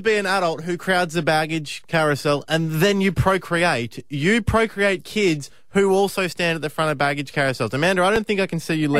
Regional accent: Melbourne, Victoria, Australia; moved away; I'm from Melbourne

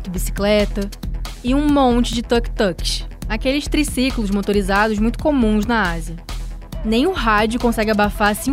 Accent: Rio de Janeiro, Brazil; olha, que eu venho do Rio de Janeiro.

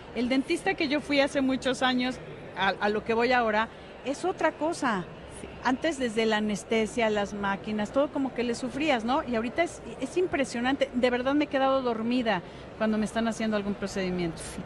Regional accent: Mexico; nosotros como mexicanos

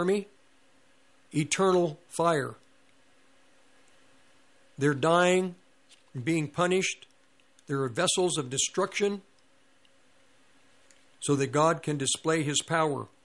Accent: Longmont, Colorado, United States; also born or lived in Denver; I grew up in Longmont

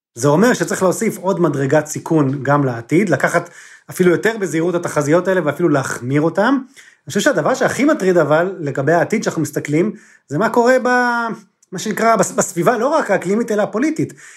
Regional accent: Israel

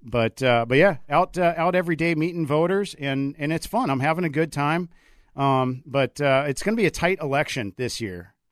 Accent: Coon Rapids, Minnesota, United States; also born or lived in Arizona / Anoka, Minnesota / Ramsey, Minnesota; I grew up in Coon Rapids

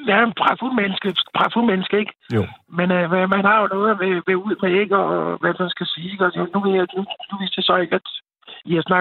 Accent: Copenhagen, Capital Region of Denmark, Denmark; Jeg er jo dansker med, med, øh, med, med stor del. Jeg er født inde i København K

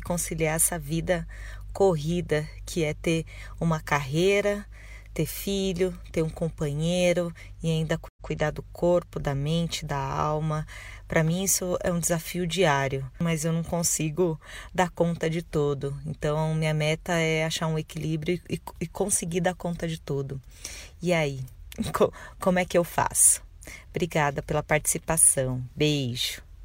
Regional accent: São Paulo, Brazil; eu sou de São Paulo, capital.

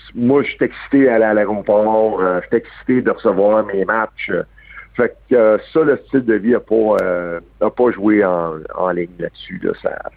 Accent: Montreal, Quebec, Canada; je suis né à Verdun. Euh, un gars de Verdun

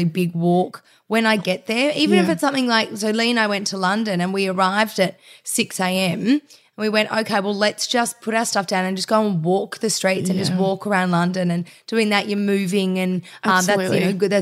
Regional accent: Melbourne, Victoria, Australia; I grew up in Bayside in Melbourne

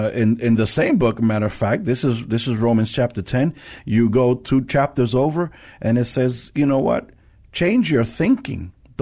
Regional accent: New York, United States; now in San Antonio, United States; I'm from New York

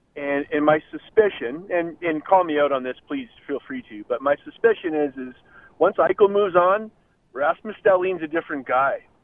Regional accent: Canada; I'm a Canadian by trade, but an American by heart.

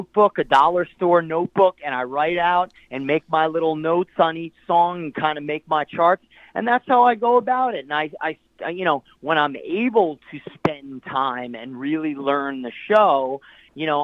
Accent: New Jersey, United States; my hometown area in New Jersey

